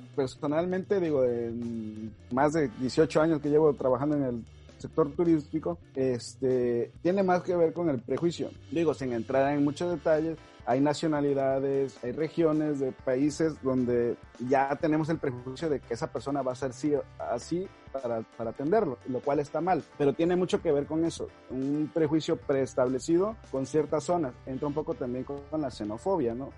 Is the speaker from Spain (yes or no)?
no; Mexico; para nosotros en México, eh, hablando como mexicanos